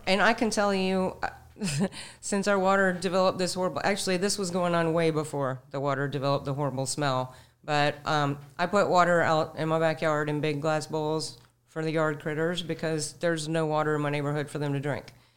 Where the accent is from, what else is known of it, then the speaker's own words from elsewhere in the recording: Sarasota, Florida, United States; also born or lived in Manatee County, Florida; I was born in Sarasota. I'm fifty-six years old. I've, I've lived in Sarasota and Manatee counties my entire life